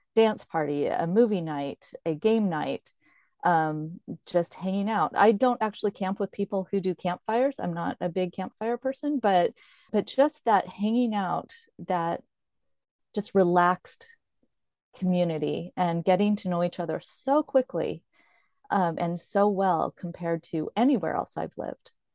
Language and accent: English; Corvallis, Oregon, United States; moved away as an adult; I'm from Corvallis, Oregon.